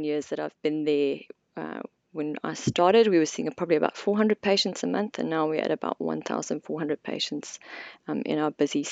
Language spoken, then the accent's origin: English; South Africa; moved away as an adult; now in Queenstown, New Zealand; I'm originally from South Africa, and I did my medical degree in South Africa, worked there for a couple of years before coming out here in 2002